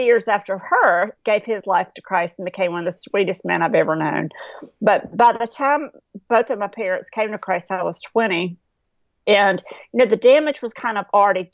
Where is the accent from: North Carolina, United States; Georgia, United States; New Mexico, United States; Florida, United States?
North Carolina, United States; I grew up in North Carolina in a little rural town